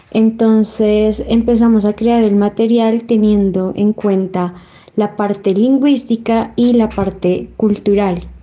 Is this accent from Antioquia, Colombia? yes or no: no; Bogotá, Colombia; soy de Bogotá, tengo 22 años